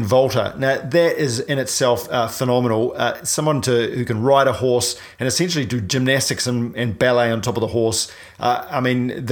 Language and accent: English; New Zealand; I'm a paraplegic from New Zealand